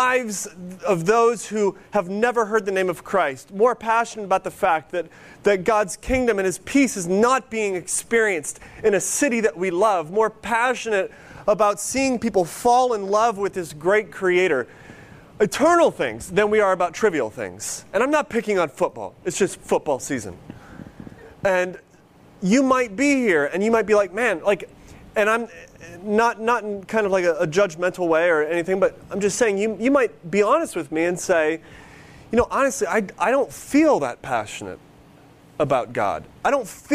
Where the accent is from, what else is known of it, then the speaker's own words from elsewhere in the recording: near Cleveland, Ohio, United States; moved away; When I grew up near Cleveland